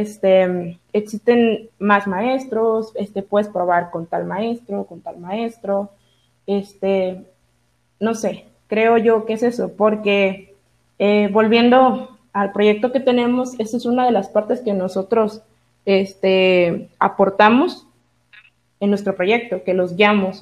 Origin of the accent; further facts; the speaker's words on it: Tuxpan, Mexico; moved away; yo soy originaria de Tuxpan, eh, entonces yo de ley viajaba cada semana a mi pueblo